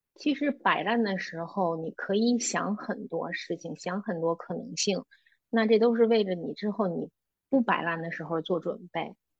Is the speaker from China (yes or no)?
yes; Beijing, China; moved away as an adult; now in Greece; 我是土生土长的北京人，在北京工作了八年